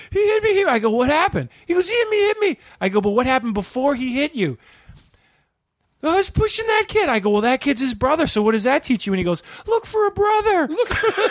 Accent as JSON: {"language": "English", "town": "Chicago", "region": "Illinois", "country": "United States", "moved": "yes", "said": "I'm from Chicago."}